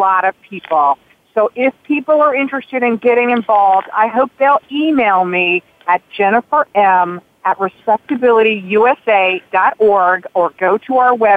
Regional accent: North Carolina, United States; I grew up in North Carolina.

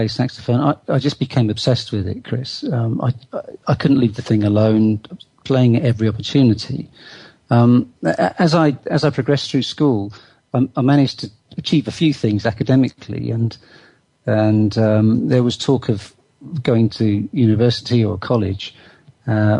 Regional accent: Bristol, South West England, United Kingdom; I was brought up in Bristol

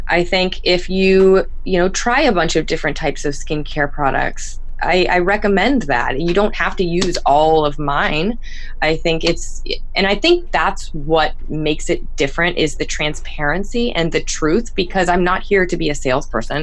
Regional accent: Florida, United States; moved away; I'm from Florida.

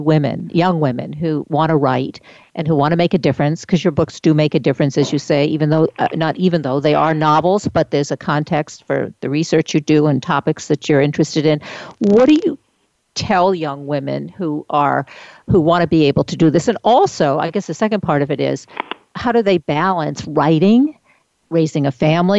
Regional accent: Maine, United States; I'm a New Englander, so I came from I'm one of those, Maine

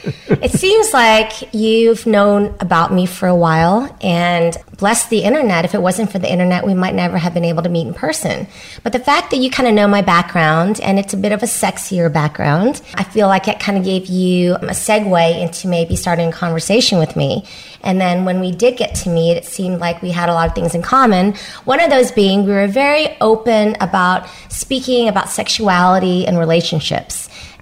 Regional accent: Vietnam; born there; I'm Asian, first of all, second generation Asian, but I was born in Vietnam, which makes me even more conservative than the Asians born here nowadays.

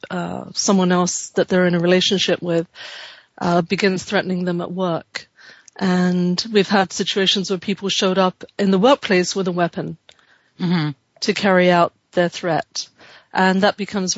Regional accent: London, United Kingdom; now in California, United States; I was born in London and have lived here, though, for over 30 years now

